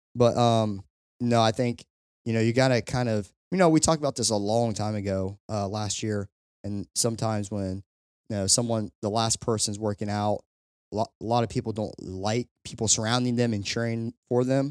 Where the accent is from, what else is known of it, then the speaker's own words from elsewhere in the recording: Kentucky, United States; I'm from Kentucky.